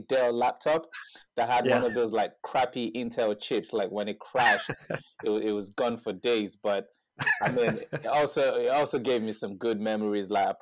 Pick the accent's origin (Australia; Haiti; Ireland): Ireland; Dublin, Leinster; So I grew up in Dublin, first and foremost